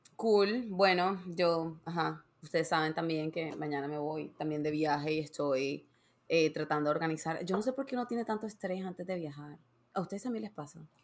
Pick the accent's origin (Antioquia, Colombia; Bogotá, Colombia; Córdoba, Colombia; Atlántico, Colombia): Atlántico, Colombia; Barranquilla; moved away; also born or lived in Savannah, Georgia / New York; yo me mudé de, Barranquilla, que de donde soy, yo soy de Colombia